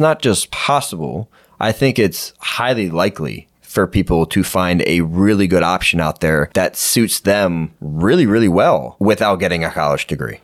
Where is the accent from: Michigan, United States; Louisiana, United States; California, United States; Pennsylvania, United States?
Pennsylvania, United States; I grew up in Pennsylvania